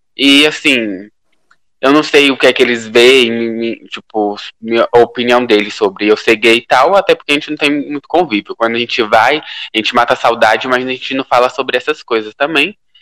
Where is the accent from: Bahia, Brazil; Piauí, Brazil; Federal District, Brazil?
Piauí, Brazil; now in São Paulo, Brazil; eu tô morando em São Paulo, sou do Piauí, tô morando em São Paulo